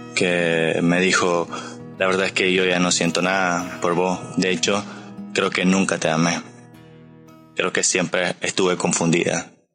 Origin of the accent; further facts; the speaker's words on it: Nicaragua; Yo soy de Nicaragua